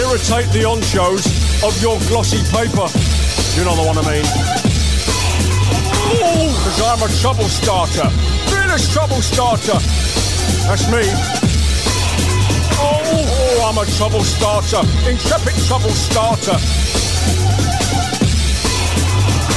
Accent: London, United Kingdom; I'm from London. Born and bred

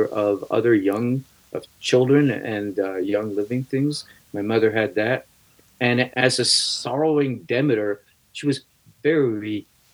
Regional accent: New York City, New York, United States; I grew up in New York City

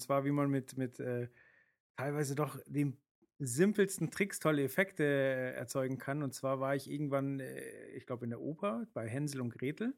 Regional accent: Hamburg, Germany; als Hamburger

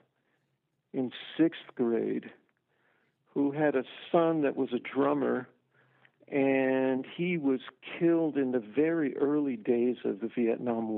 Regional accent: New Jersey, United States; I grew up in New Jersey

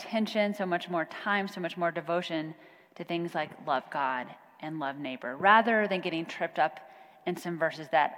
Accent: Kansas, United States; now in Plano, United States; I'm from Kansas

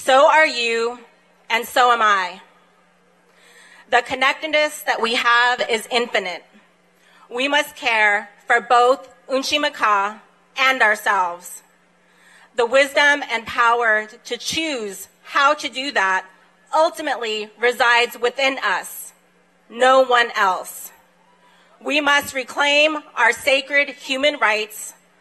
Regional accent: Pine Ridge Indian Reservation, South Dakota, United States; I am Ogallala Lakota from the Pine Ridge Indian Reservation.

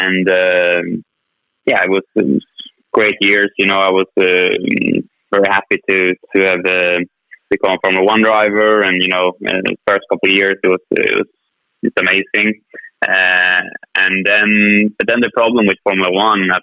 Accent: Sweden; not only in my home country, Sweden

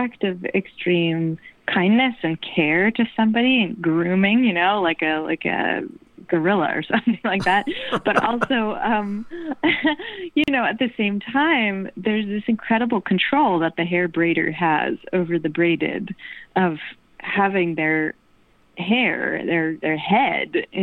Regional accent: New Jersey, United States; now in New York, United States; I've been living in New York all my life, but I grew up in New Jersey

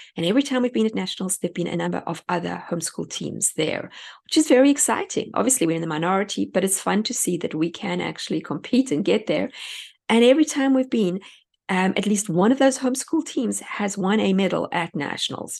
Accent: South Africa; moved away as an adult; now in United States; I come from South Africa

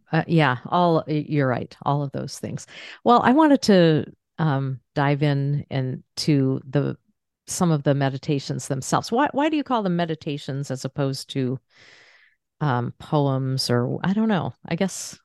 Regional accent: Maine, United States; moved away; I'm from Maine originally

